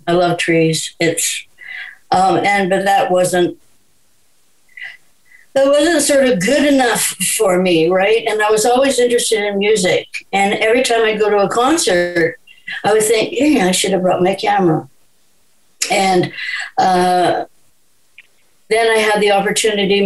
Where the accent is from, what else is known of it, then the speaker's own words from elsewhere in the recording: Vancouver, British Columbia, Canada; I was born in Vancouver. One of the few, I think.